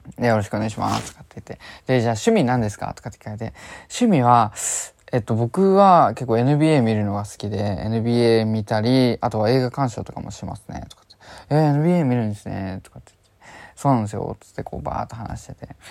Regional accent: Chiba, Japan; 僕は千葉県出身の

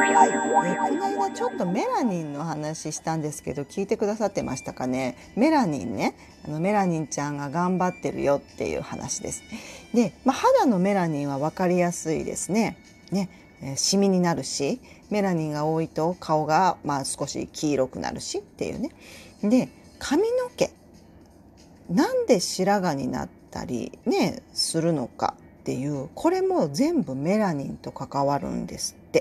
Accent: Tokushima, Japan; accent: Tokushima dialect (Awa dialect); moved away; also born or lived in Hyogo; 私が徳島出身な ので、えー、徳島弁まみれで育ったんですよ。

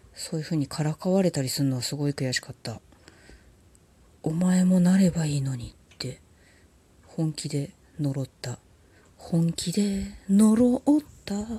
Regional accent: Tokyo, Japan; 東京生まれの東京育ちのシティガールだもん

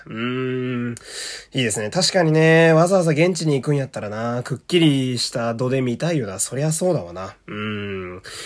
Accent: Fukui, Japan; 私もね、福井県という田舎の出身

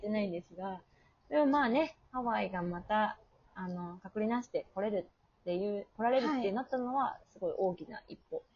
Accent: Osaka, Japan; now in Hawaii, United States; 私は大阪出身なので

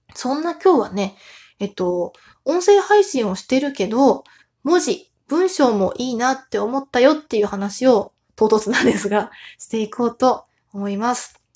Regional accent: Tohoku, Japan; 私東北出身なので

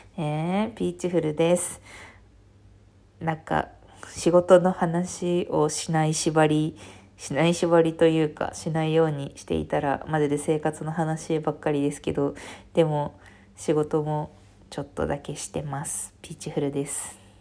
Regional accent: Fukuoka, Japan; 福岡出身なので

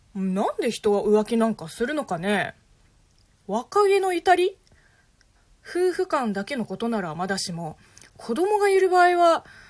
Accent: China; Japanese is a second language; moved away as an adult; now in Japan; 中国生まれ中国育ち在日3年目の中国人

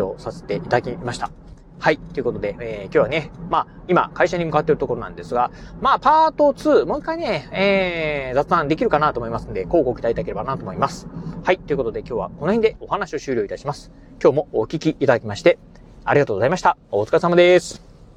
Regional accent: Kochi, Japan; 自分の、あのー、まあ、生まれ故郷のね、ふるさと、まあ、高知

